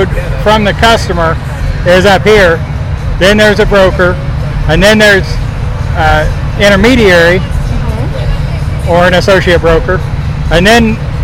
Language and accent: English; West Central Illinois, United States; grew up in West Central Illinois farming country